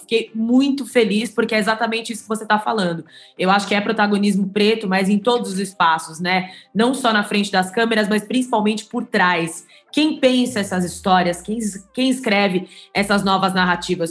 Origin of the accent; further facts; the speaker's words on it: São Paulo, Brazil; eu sou aqui de São Paulo